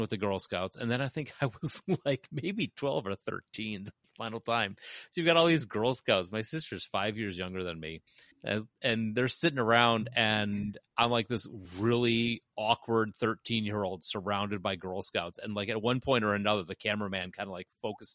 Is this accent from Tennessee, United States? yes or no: no; Chicago, Illinois, United States; being a Chicagoan